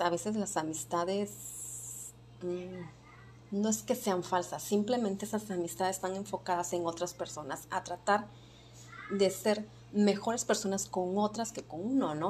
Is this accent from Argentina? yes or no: no; Mexico; nos afecta a todos como mexicanos